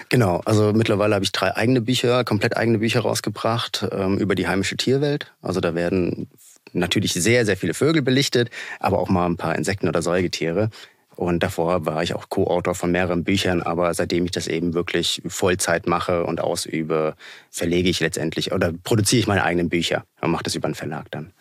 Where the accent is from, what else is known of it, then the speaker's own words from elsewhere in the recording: Hesse, Germany; ich komme aus Hessen